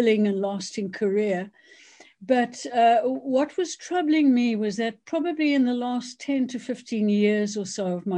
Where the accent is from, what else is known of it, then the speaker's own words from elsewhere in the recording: South Africa; moved away as an adult; now in United Kingdom; I basically am South African. So I was born in South Africa, went to medical school there